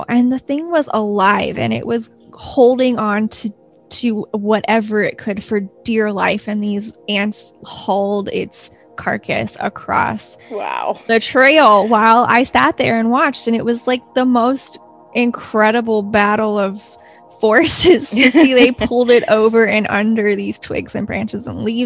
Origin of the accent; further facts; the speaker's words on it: Clearwater, Florida, United States; I grew up in Florida. I grew up in Clearwater on the Gulf Coast, and about 10 years ago, I moved to Central Florida. So I'm a Florida native.